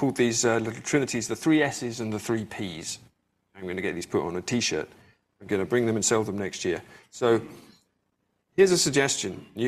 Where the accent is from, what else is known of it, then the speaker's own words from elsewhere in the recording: England, United Kingdom; So I grew up in England, but my family always moved around. I don't have a hometown I can go back